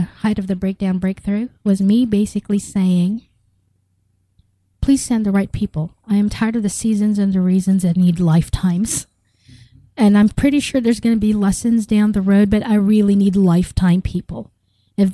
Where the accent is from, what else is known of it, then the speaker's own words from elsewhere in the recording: United States; also born or lived in Philippines; I grew up here in the United States.